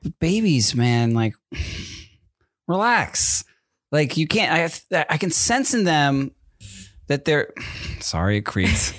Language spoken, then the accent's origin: English; East Coast, United States; now in Southern California, United States; I'm from the East Coast